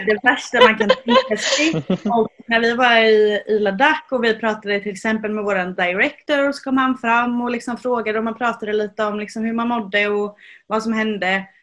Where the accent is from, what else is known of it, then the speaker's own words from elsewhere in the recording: Sweden; also born or lived in Jönköping; vi svenskar